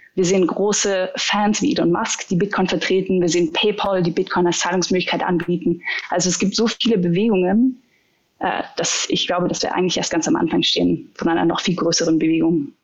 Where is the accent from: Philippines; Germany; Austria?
Austria; als Österreicher